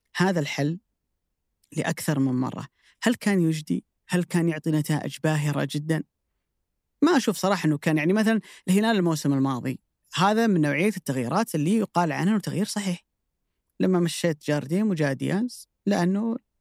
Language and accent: Arabic; Saudi Arabia; عندنا في السعوديه